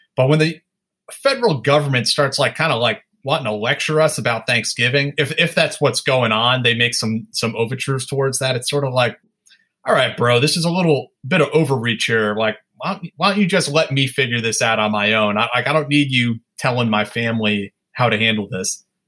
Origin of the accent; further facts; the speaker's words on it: Sleepy Hollow, New York, United States; now in Brooklyn, United States; I grew up in Westchester County in Sleepy Hollow.